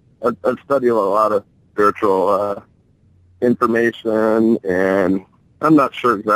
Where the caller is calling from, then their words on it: Marquette, Michigan, United States; Marquette, Michigan.